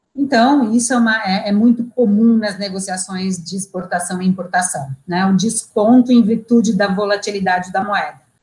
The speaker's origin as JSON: {"language": "Portuguese", "country": "Brazil"}